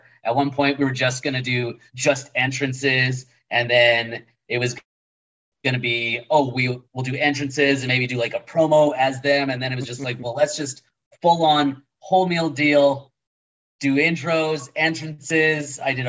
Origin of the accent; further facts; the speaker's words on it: Winnipeg, Manitoba, Canada; I'm from Winnipeg, you idiot